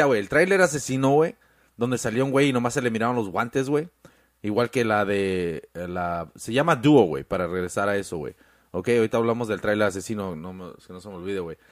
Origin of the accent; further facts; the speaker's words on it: Mexico; now in United States; uno como mexicano aquí en Estados Unidos